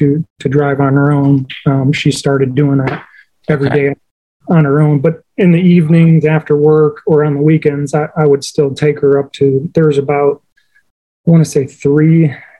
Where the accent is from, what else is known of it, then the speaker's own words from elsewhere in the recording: Thailand; That's right. I was born and raised in Thailand.